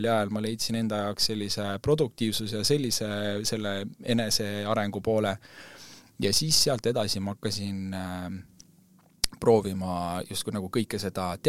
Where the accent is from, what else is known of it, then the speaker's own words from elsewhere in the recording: Estonia; nagu me mõtleme küll, et me oleme eestlased